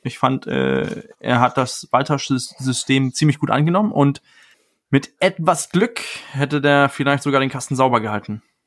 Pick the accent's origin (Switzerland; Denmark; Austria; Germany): Denmark; moved away; für mich als Däne